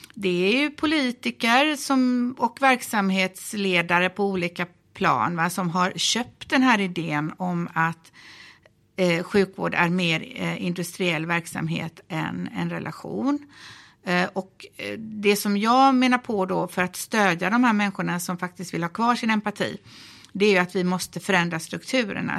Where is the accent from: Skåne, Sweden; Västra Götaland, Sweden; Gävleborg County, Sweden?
Västra Götaland, Sweden; Gothenburg; jag är ju från Göteborg